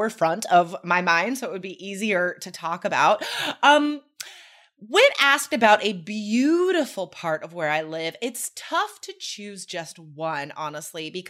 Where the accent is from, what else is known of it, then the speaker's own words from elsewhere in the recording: United States; now in Oregon, United States; where I grew up near Lake Tahoe